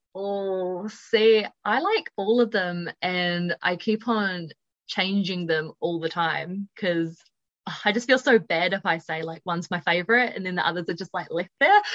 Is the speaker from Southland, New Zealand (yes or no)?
no; Upper Hutt, Wellington, New Zealand; I'm originally from Upper Hutt, but most of the time I spend my life in Wellington. So, but I've been here all my life pretty much